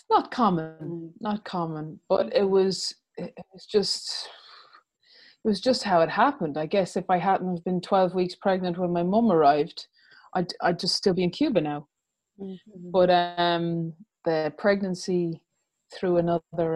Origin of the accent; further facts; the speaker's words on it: Ireland; we were irish